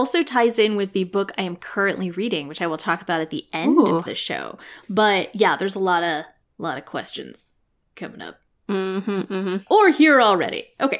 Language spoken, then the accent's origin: English; England, United Kingdom; also born or lived in Scotland; My family's so boring. Okay. This is fine. It's like, where are you from? England, but also Scotland.